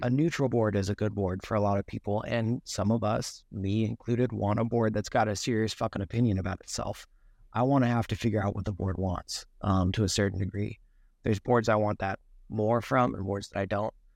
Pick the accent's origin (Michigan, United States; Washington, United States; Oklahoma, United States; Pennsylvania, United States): Washington, United States; Seattle; I grew up in Seattle